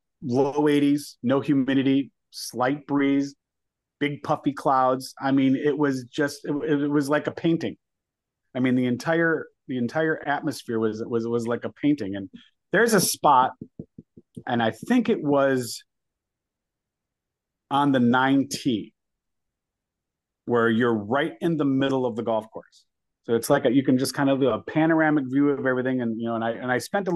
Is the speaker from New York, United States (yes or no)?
no; Michigan, United States; now in Florida, United States; growing up in Michigan, we have so many fantastic golf courses